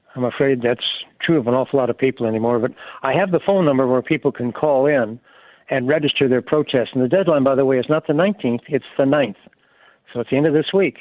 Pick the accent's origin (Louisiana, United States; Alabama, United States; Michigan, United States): Alabama, United States; I'm from Alabama